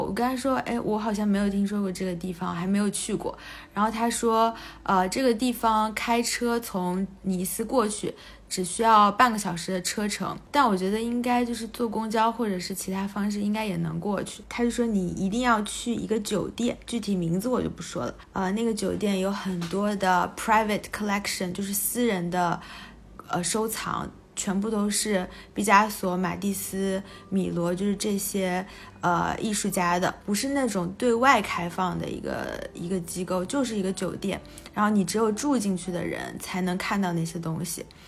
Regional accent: China; 我们从中国来的

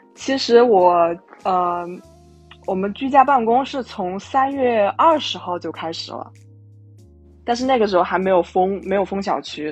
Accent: Wuhan, Hubei, China; 首先我是武汉人，一九年年底的时候

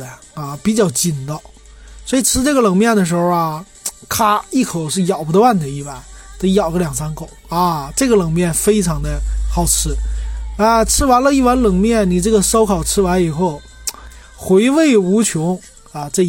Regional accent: Northeast China, China; 是我最喜欢吃的，就是也是我们东北人爱吃的啊，就是烤茧蛹。

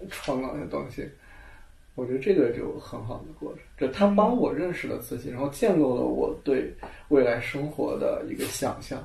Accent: Yunnan, China; now in Beijing, China; 这我是云南人，西南性

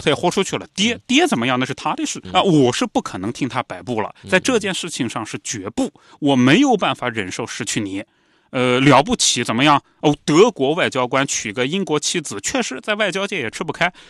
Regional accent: China; 我们中国人

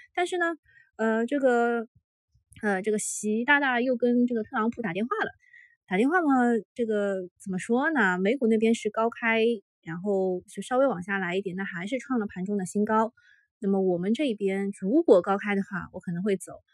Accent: Shanghai, China; 上海是我土生土长的城市

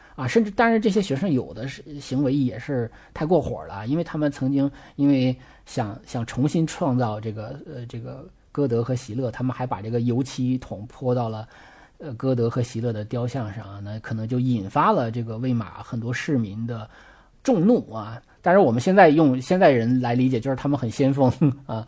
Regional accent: China; 我们中国人

